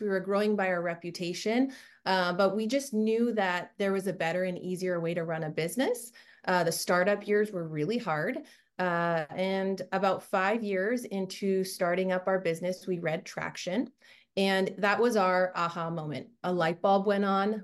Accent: Canada; moved away as an adult; now in Orange County, United States; I, I grew up in Canada and another country

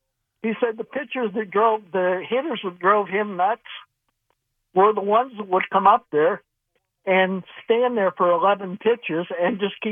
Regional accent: Ohio, United States; now in Hartford, United States; I'm from Ohio.

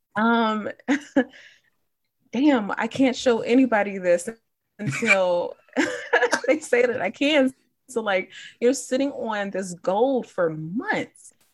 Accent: Chicago, Illinois, United States; I grew up in Chicago

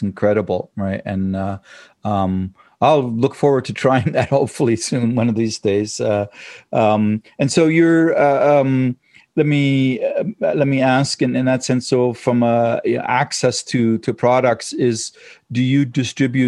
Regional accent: Germany; moved away; my background and growing up in Germany and stuff like that and training there

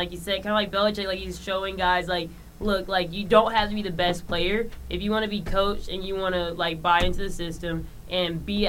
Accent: Clemson, South Carolina, United States; now in Los Angeles, United States; I'm from Clemson, South Carolina, mm-hmm. and I grew up watching my Tigers.

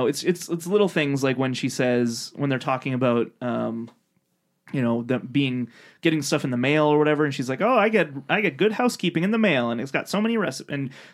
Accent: Canada; Yeah, we're from Canada, everybody

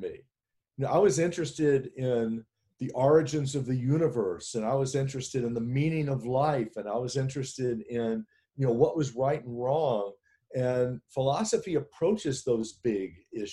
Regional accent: Memphis, Tennessee, United States; I grew up in Memphis, Tennessee during the Vietnam War.

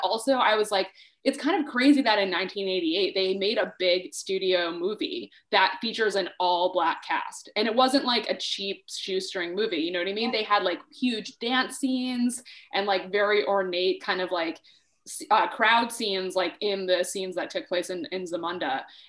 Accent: Rhode Island, United States; I'm from Rhode Island

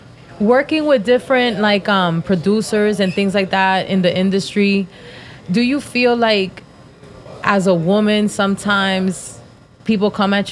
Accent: New Jersey, United States; now in Florida, United States; I'm from Jersey.

